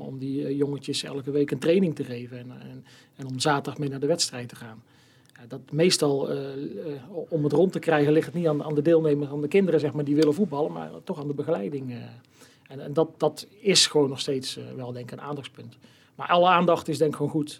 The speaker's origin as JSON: {"language": "Dutch", "town": "Steenbergen", "region": "North Brabant", "country": "Netherlands", "tie": "born or raised there", "said": "al heel mijn leven woonachtig in het mooie Steenbergen"}